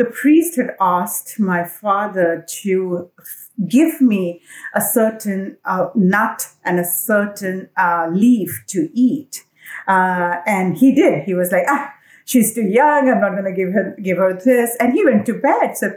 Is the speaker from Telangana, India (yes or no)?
no; Assam, India; I'm from Assam. India. Assam is a state in the northeastern part of India. So I was born there. And my family comes from there. We are, like any other child, born, raised the usual way in an Indian middle class family